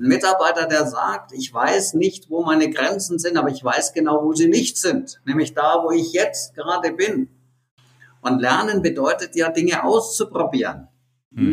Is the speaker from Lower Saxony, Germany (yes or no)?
no; Nuremberg, Bavaria, Germany; ein interessanter Exportartikel, den meine Heimatstadt hat